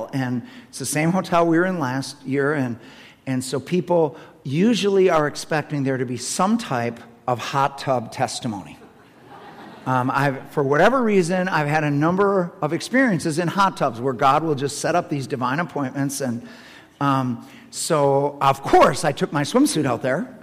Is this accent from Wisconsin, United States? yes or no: yes; Madison, Wisconsin, United States; I'm Madison, Wisconsin